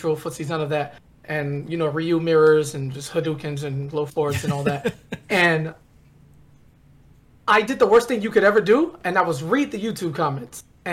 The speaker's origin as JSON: {"language": "English", "town": "Miami", "region": "Florida", "country": "United States", "said": "I'm down in the Miami area, you know, I'm all the way down south"}